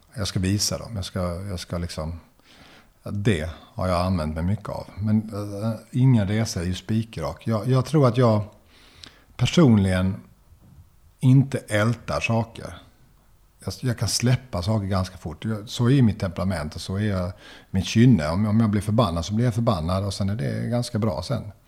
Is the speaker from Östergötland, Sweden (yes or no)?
no; Löddeköping, Skåne, Sweden; now in Lund, Sweden; där jag växte upp i Löddeköping eh, utanför Lund.